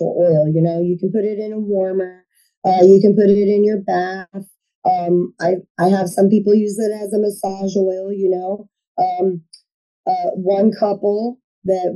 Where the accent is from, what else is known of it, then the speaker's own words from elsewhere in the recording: Akron, Indiana, United States; We're from Akron, Indiana